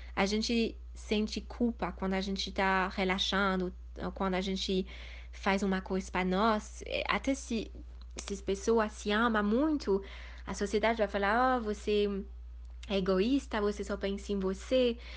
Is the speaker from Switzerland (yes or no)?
yes; Switzerland; moved away as an adult; also born or lived in India; Eu nasci na Suíça, fui criada na Suíça